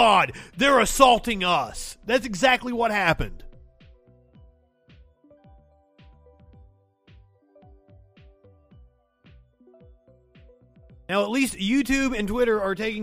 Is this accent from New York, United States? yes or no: no; Eastern Kentucky, United States; I'm from Eastern Kentucky, one of the poorest regions in the world. I am the grandson of a UMW miner